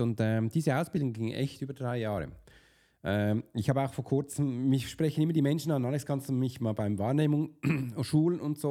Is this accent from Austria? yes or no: no; Basel, Basel-Stadt, Switzerland; kam ein bisschen zu spät als Basler